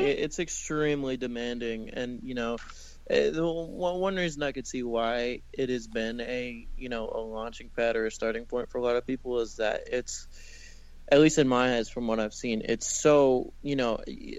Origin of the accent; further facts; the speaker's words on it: the South, United States; But I mean, I grew up in the South in this little beach town, like in the middle of nowhere a little bit